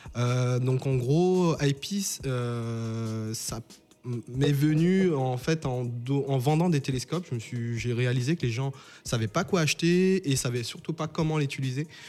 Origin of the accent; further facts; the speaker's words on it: St. Martin; moved away; je viens de Saint-Martin. Donc Saint-Martin, en fait, c'est une petite île euh, qui se trouve au nord de l'arc euh, qui a une partie française et une partie hollandaise. Et en fait, j'ai toujours, moi et mes amis, enfin, j'habitais à Cul-de-Sac